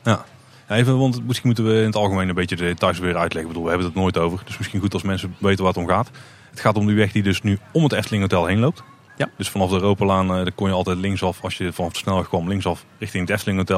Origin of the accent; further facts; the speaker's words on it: Netherlands; wij niet handelen als Nederlander.